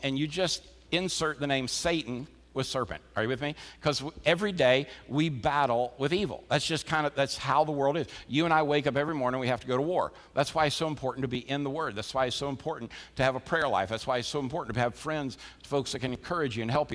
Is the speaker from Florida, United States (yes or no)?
yes; Florida, United States; as a kid, growing up in Florida